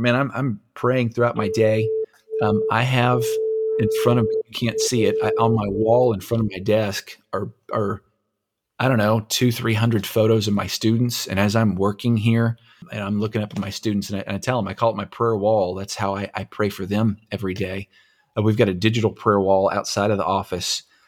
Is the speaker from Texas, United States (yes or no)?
yes; Anson, Texas, United States; I grew up in Anson, Texas